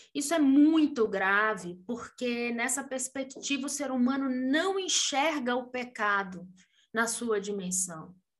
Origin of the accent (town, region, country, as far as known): Brazil